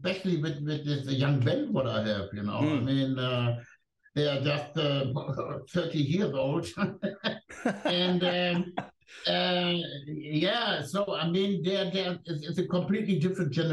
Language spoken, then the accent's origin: English; Germany; first language German; English is a second language; German is my mother language